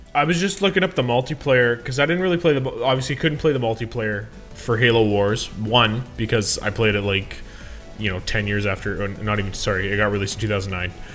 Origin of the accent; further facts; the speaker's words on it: Canada; I'm a Canadian.